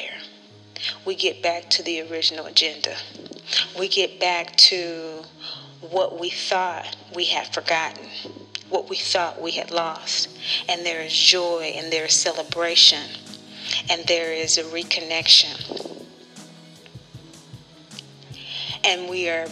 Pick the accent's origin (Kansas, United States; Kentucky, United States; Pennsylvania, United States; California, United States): Kansas, United States; from Kansas, born into a very loving family